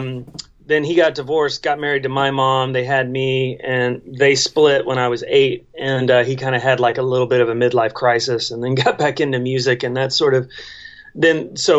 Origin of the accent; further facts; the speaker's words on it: Dallas, Texas, United States; I grew up in Dallas, actually.